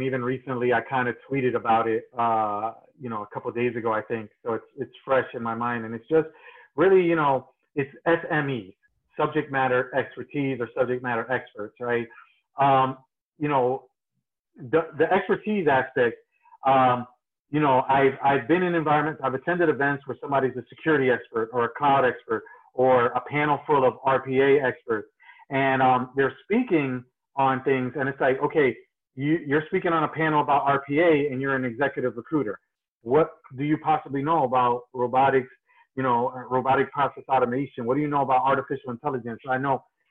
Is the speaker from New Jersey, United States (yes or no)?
yes; New Jersey, United States; I'm originally from New Jersey.